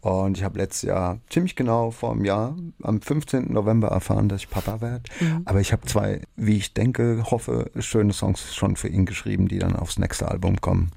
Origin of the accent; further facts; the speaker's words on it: Rhineland-Palatinate, Germany; bei uns in der Pfalz